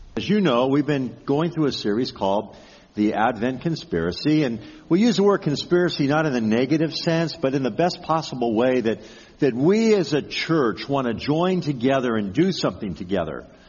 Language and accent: English; Pasadena, California, United States; growing up in the Pasadena area, every year at this time, we'd be preparing for the Rose Bowl